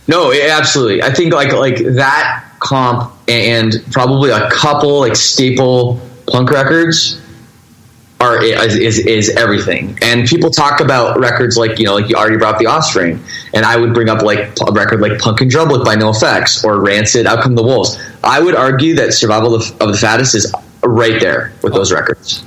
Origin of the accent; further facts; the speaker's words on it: Toronto, Ontario, Canada; I grew up in the Toronto, Canada suburbs